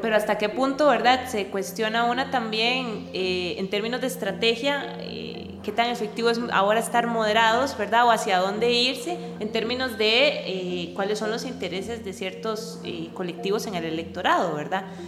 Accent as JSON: {"language": "Spanish", "country": "Costa Rica", "also_born_or_lived": "Netherlands", "said": "mis expectativas como costarricense"}